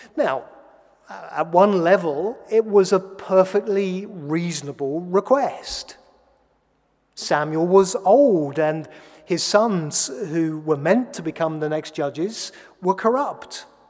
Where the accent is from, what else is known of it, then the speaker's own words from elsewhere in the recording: England, United Kingdom; I'm an Englishman, a button down Englishman